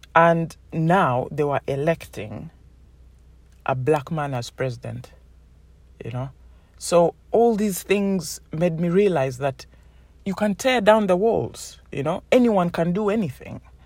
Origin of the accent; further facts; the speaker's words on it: Uganda; moved away; I come from Uganda